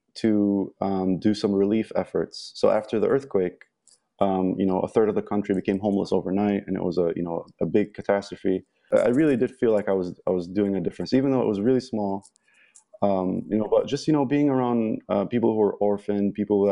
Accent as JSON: {"language": "English", "country": "Egypt", "tie": "born or raised there", "moved": "yes", "said": "I'm from Egypt. I was born and raised in Egypt."}